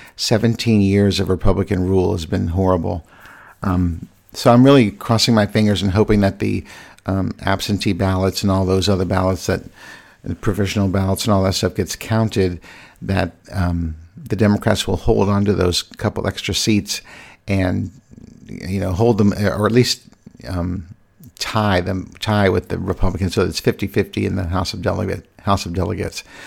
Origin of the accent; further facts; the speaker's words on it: Virginia, United States; moved away as an adult; now in Washington, D.C., United States; I'm from Virginia. I grew up in Virginia, so Virginia really is my home.